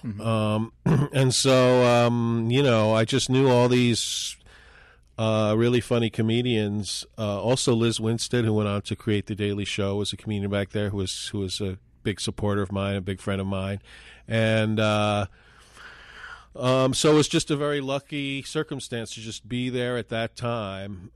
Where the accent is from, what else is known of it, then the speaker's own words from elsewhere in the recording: New York City, New York, United States; moved away as an adult; also born or lived in Minneapolis; I was from New York City originally. And I had moved to Minneapolis